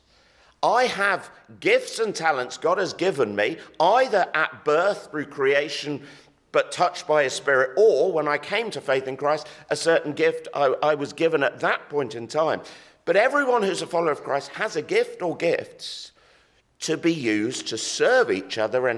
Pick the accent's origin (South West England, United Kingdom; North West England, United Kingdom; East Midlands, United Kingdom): South West England, United Kingdom; Exeter; my hometown rugby team, who happened to be the Exeter Chiefs